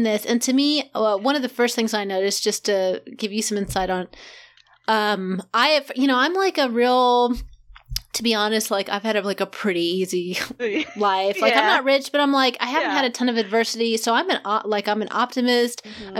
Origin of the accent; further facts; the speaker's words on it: Kansas, United States; because I'm from Kansas, I'm a Midwestern kid